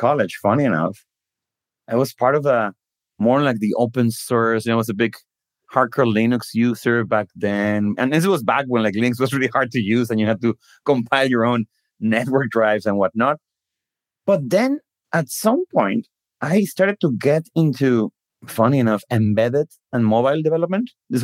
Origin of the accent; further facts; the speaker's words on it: Guadalajara, Jalisco, Mexico; moved away as an adult; also born or lived in Redmond, United States; I was born in Mexico, in Guadalajara. I grew up there, went to school there